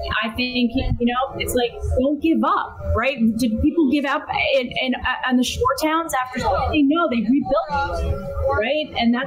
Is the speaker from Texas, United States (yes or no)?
no; New Jersey, United States; And just like we're from New Jersey, we're tough.